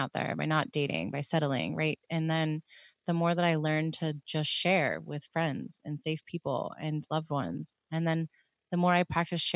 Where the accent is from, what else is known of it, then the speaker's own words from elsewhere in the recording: Pittsburgh, Pennsylvania, United States; moved away; being from Pittsburgh